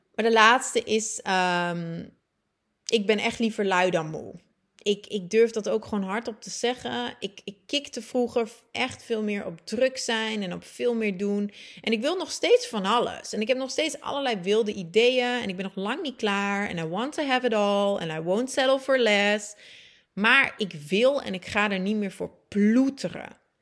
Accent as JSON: {"language": "Dutch", "region": "Friesland", "country": "Netherlands", "tie": "born or raised there", "also_born_or_lived": "Groningen / Leeuwarden / Antwerp, Belgium / Buenos Aires, Argentina", "moved": "as an adult", "said": "Ik ben geboren getogen in Groningen, groeide op in Friesland, studeerde ook af in Leeuwarden."}